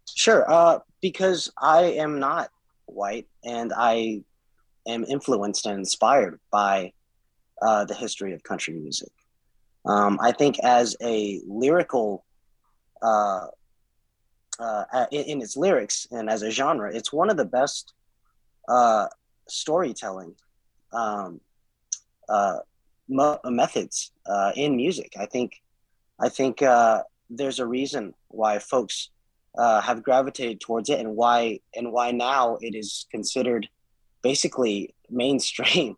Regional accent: Nashville, Tennessee, United States; my brother and I were both born and raised in Nashville.

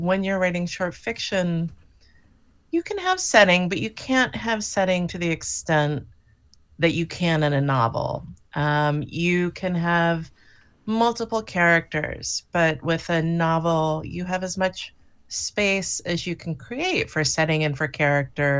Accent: Miami, Florida, United States; now in Western Massachusetts, United States; I grew up near the ocean. I grew up in Miami

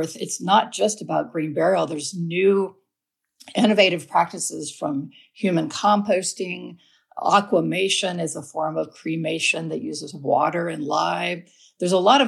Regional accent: Alabama, United States; now in Asheville, United States; I live in Asheville, North Carolina, but I grew up in Alabama

